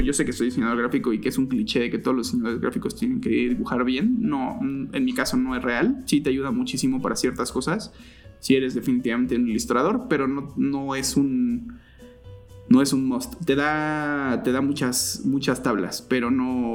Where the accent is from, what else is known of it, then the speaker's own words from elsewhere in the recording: Cuautitlán Izcalli, State of Mexico, Mexico; tengo 35 años al momento y crecí en Cotlán Iscali